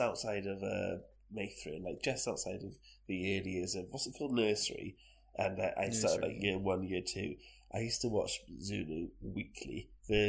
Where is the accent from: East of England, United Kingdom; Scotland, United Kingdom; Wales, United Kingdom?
Wales, United Kingdom